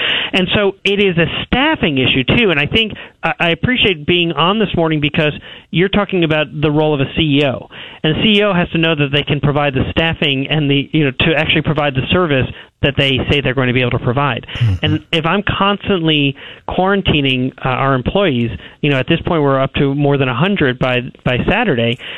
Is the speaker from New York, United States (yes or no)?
yes; New York, United States; moved away; we're from New York